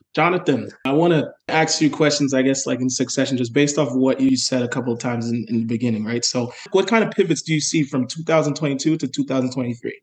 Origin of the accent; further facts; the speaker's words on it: New York City, New York, United States; I am from New York City